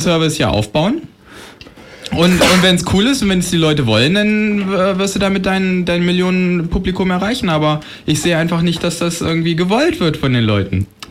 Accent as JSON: {"language": "German", "country": "Germany", "said": "wir Deutschen"}